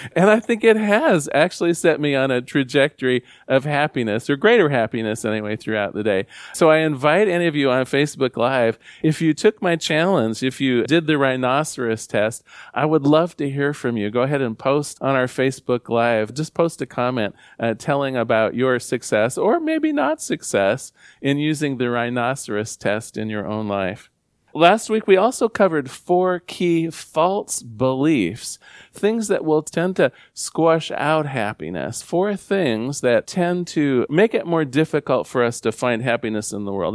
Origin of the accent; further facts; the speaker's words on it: Newport, Oregon, United States; growing up in Newport, Oregon